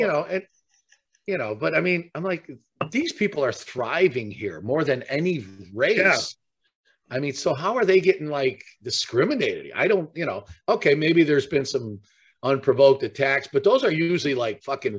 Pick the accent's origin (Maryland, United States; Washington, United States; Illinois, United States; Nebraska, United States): Illinois, United States; Chicago; growing up in Chicago